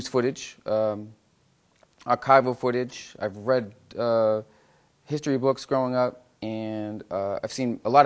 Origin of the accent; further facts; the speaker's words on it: Massachusetts, United States; moved away; growing up in my hometown of Massachusetts